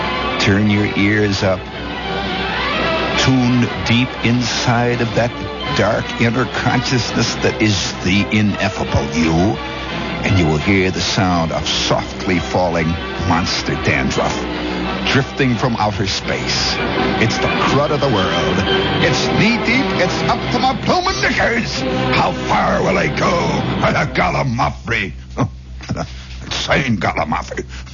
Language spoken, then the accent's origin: English; Chicago, Illinois, United States; Yeah, I'm from Chicago. That wind blows cold down State Street, whistles along Randolph